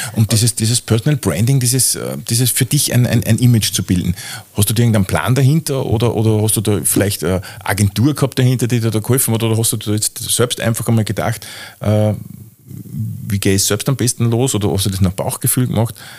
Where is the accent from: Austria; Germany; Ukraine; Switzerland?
Austria; bei uns in Österreich